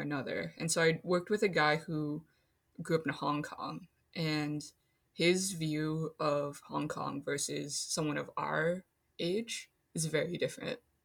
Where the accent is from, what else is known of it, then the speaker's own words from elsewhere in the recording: Minnesota, United States; also born or lived in China; I grew up in Minnesota